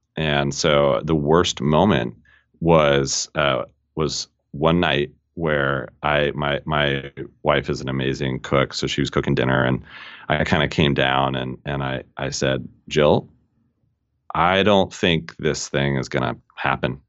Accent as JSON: {"language": "English", "region": "Colorado", "country": "United States", "tie": "born or raised there", "also_born_or_lived": "England", "moved": "as an adult", "said": "Born and raised in Colorado"}